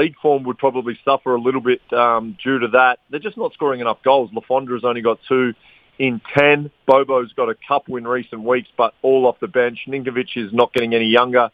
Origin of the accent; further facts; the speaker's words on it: Blackburn, North West England, United Kingdom; I'm from Blackburn